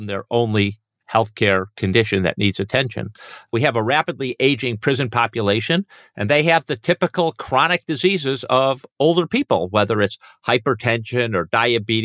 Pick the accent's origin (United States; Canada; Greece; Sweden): United States; Chicago, Illinois; my hometown of Chicago